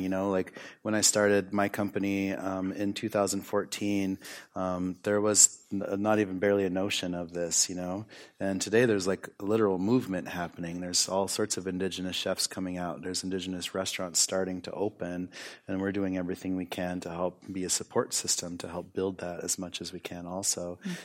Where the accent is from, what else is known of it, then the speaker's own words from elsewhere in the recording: United States; growing up in the United States when I was younger